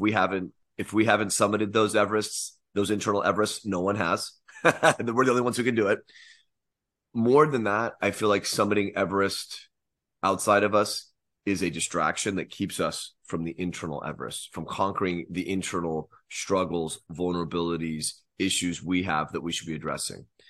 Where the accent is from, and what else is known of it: United States